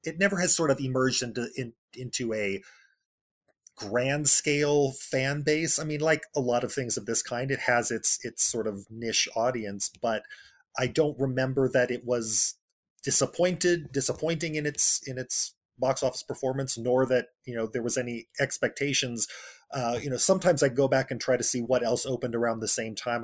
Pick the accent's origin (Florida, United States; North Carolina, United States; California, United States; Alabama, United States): California, United States; Bakersfield; I grew up in Central California, in Bakersfield, California